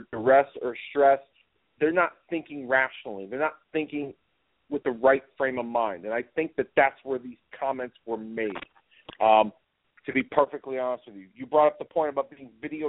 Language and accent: English; United States; myself, as an American